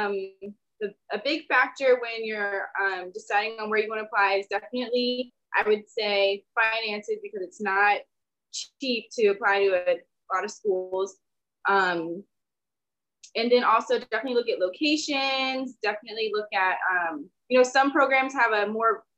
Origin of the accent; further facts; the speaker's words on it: D.C. area, Northern Virginia, United States; moved away; I'm from the Northern Virginia, D.C. area